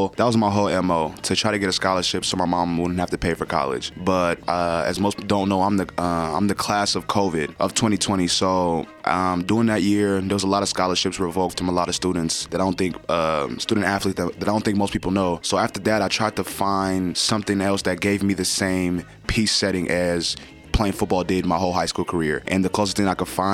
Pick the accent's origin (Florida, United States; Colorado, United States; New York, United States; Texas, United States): Colorado, United States; Denver; also born or lived in Nigeria; I was born there. I left when I was 8 because of war